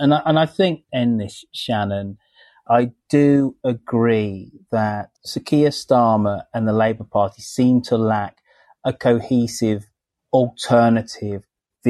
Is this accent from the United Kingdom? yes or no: yes; United Kingdom; as a Brit and a British citizen